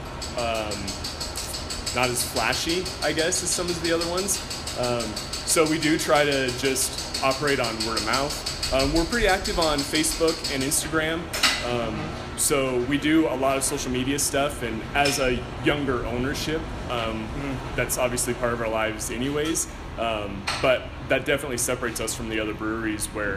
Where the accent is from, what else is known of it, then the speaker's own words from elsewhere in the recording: Craigmont, Idaho, United States; also born or lived in Moscow, Idaho; we grew up in Craigmont, which is about like an hour south of here up on the prairie.